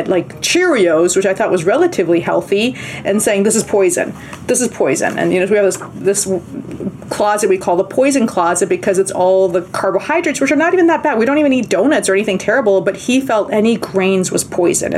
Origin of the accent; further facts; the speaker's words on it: Bolivia; moved away; we're from South America, from Bolivia